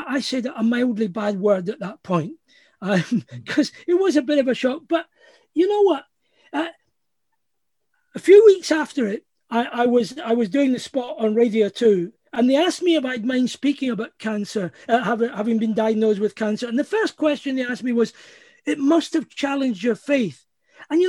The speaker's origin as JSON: {"language": "English", "region": "Scotland", "country": "United Kingdom", "also_born_or_lived": "California", "said": "part of just being Scottish"}